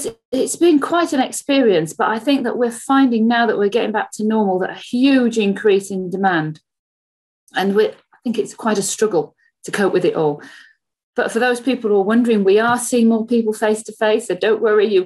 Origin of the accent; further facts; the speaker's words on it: just south of Leeds, Yorkshire and the Humber, United Kingdom; moved away as an adult; also born or lived in Birmingham; now in Solihull, United Kingdom; I'm from Yorkshire, just south of Leeds, and I live there with my family till I came to university in Birmingham